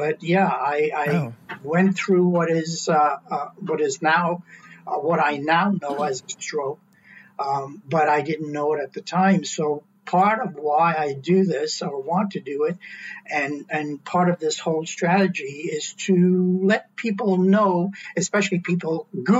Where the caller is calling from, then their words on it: Ottawa, Ontario, Canada; I'm calling in from Ottawa.